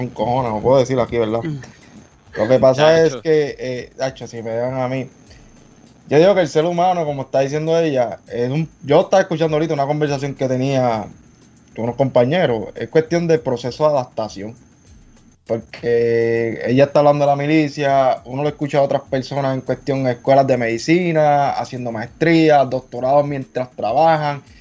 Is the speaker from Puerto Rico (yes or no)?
yes; Puerto Rico; reconocer como puertorriqueña lo orgulloso que nosotros nos sentimos